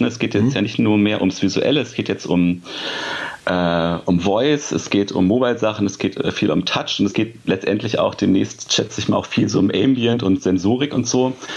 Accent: near Hanover, Lower Saxony, Germany; now in Hanover, Germany; ich sitze in Hannover, also quasi ähm, fast in meinem Geburtsort oder da, wo ich halt aufgewachsen bin

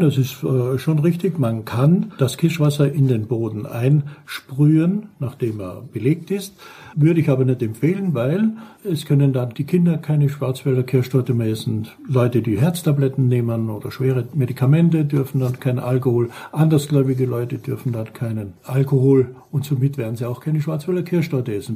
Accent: St. Paul im Lavanttal, Carinthia, Austria; born or raised there; now in Black Forest, Germany

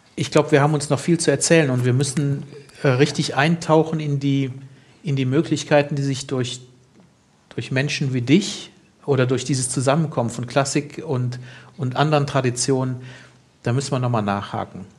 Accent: Germany; als Deutscher

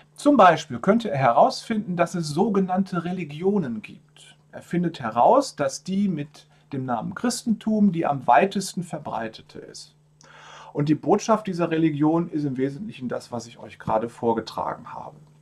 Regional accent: Germany; bei uns in Deutschland

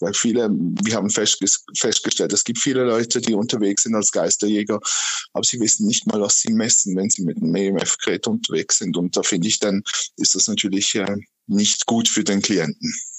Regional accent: Aargau, Switzerland; ich als Aargauer

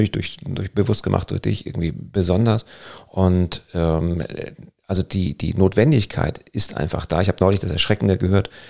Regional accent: Northern Germany, Germany; Gerade so als, als Norddeutscher, und wir lieben es ja am, am Strand zu sein, egal ob Ostsee oder Nordsee

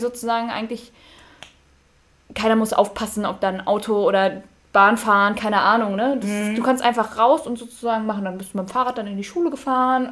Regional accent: Friedberg, Hesse, Germany; ich bin ja in der Nähe von Friedberg aufgewachsen.

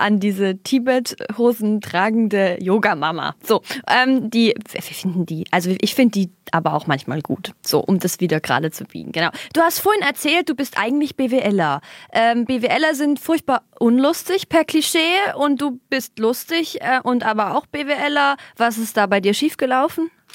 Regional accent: East Germany, Germany; Ich bin Ossi-Kind

